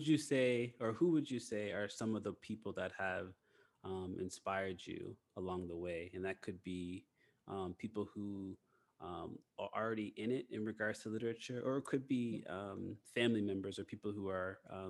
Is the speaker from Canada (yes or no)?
yes; Nova Scotia, Canada; I'm from Canada, so I'm originally from Nova Scotia, which has like a very small Black community, but the biggest Black community in Canada.